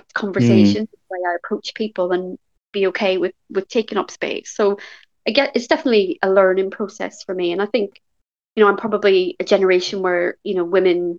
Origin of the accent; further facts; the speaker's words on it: Belfast, Northern Ireland, United Kingdom; I grew up in West Belfast, which is a very deprived part of the UK